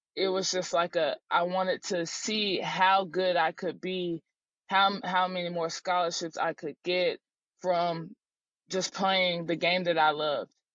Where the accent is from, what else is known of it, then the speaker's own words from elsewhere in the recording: Durham, North Carolina, United States; moved away as an adult; also born or lived in Charlottesville, Virginia; I'm from Durham, North Carolina, so I grew up around ACC basketball